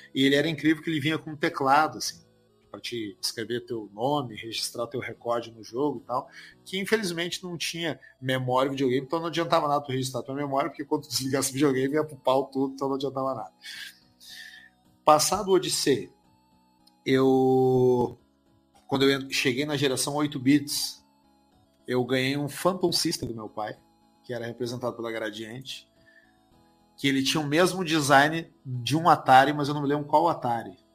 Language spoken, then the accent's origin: Portuguese; Porto Alegre, Rio Grande do Sul, Brazil; a gente é de Porto Alegre